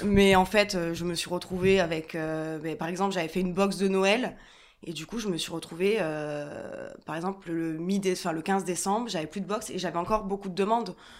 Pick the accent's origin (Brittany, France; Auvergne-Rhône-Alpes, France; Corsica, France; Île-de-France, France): Corsica, France; Ajaccio; moved away as an adult; also born or lived in Paris; je suis originaire de Corse, d'Ajaccio